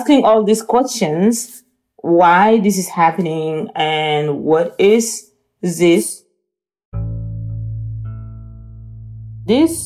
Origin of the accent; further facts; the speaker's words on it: Kabkabiya, North Darfur, Sudan; moved away; My hometown is the most beautiful city in the world.